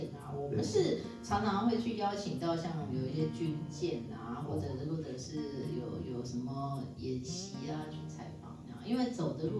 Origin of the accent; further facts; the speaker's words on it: Taiwan; 就我们台湾话叫做文化流氓啊。